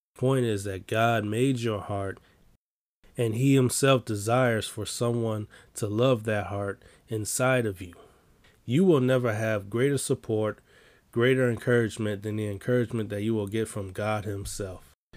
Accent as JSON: {"language": "English", "town": "Chicago", "region": "Illinois", "country": "United States", "said": "I'm from Chicago"}